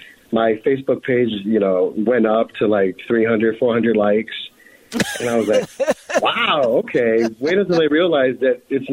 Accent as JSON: {"language": "English", "country": "Colombia", "said": "because I'm Colombian"}